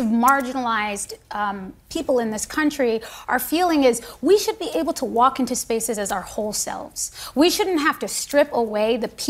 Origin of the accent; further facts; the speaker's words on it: United States; I am a patriot. I am an American